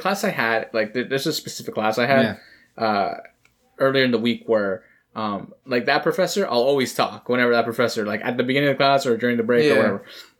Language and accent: English; Canada; I'm just Canadian.